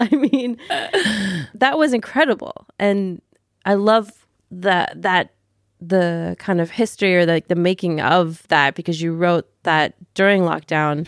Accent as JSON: {"language": "English", "area": "Southern States of America", "region": "the Bible Belt in the South", "country": "United States", "tie": "born or raised there", "moved": "yes", "said": "I grew up in the Bible Belt in the South, Southern States of America"}